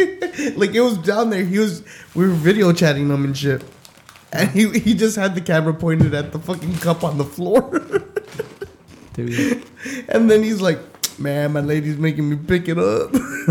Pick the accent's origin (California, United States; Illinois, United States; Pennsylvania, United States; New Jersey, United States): California, United States; Pomona; also born or lived in East Los Angeles; I was born in East LA. I was raised in Pomona.